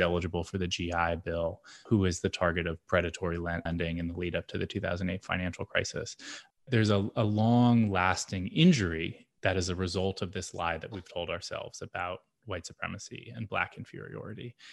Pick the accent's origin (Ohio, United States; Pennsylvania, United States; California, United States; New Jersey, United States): Pennsylvania, United States; Lancaster; I grew up in Lancaster, Pennsylvania